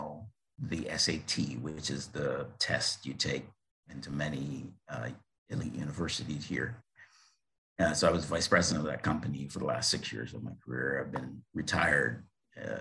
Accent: Barbados; moved away as an adult; also born or lived in Bethlehem, Pennsylvania, United States; I was born in Barbados in the Caribbean

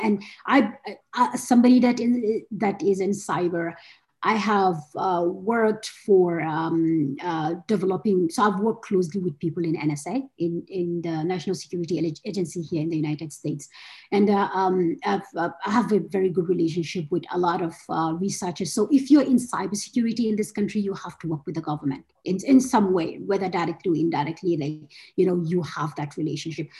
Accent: Gombe, Gombe State, Nigeria; moved away as an adult; also born or lived in Abuja, Nigeria / Kano, Nigeria; I, was born and brought up in Gombe

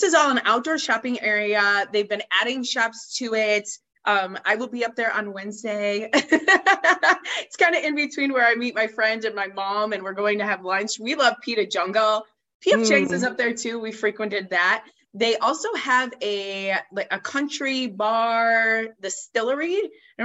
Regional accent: upstate New York, United States; now in Phoenix, United States; growing up in upstate New York.

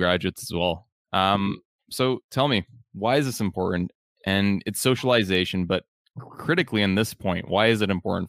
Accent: Canada; if you're from Uganda and I grew up in Canada and we meet each other and talk

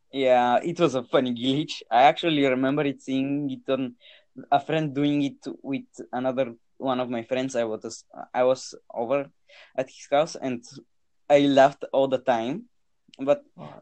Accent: Bulgaria; most of the people playing games in Bulgaria are 14 year olds like me

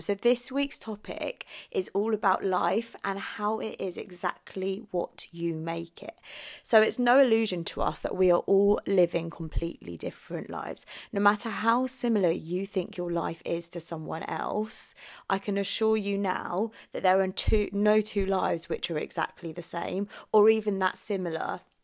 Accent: England, United Kingdom; also born or lived in Philippines; So I was born in the Philippines, came to England when I was ten days old

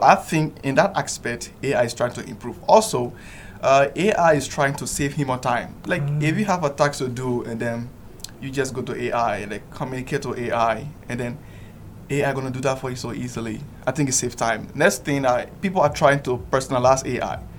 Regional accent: Liberia; moved away as an adult; now in Yogyakarta, Indonesia; I'm from the Republic of Liberia, West Africa

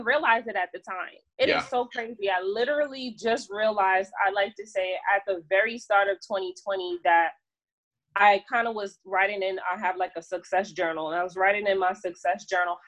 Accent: New York City, New York, United States; moved away; New York City, which is my hometown

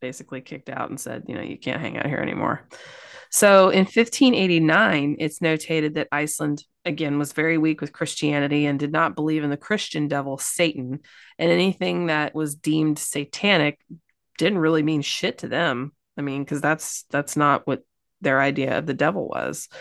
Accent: Kentucky, United States; I'm from Kentucky.

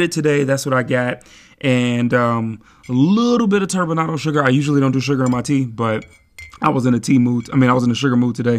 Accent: Midwest, United States; now in Seattle, United States; I'm from the Midwest, so I'm used to this kinda weather

